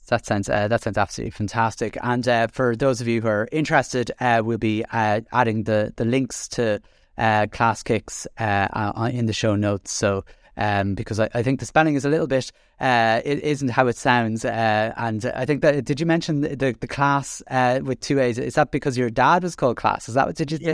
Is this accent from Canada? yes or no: no; Dublin, Leinster, Ireland; moved away as an adult; now in Carlow, Ireland; I'm an exiled from Dublin, but, uh, have, uh, living in Carlow the last twenty years